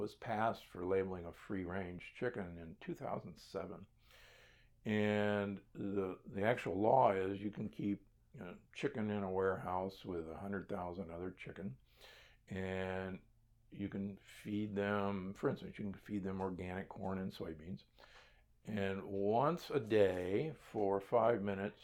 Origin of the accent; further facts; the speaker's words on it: Nebraska, United States; I grew up in Nebraska